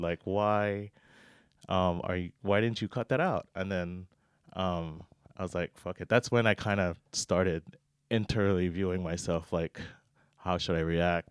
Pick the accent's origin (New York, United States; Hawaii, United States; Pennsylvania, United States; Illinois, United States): Hawaii, United States; Oahu; moved away as an adult; born and raised in Hawaii, Oahu, you know, with the Aloha spirit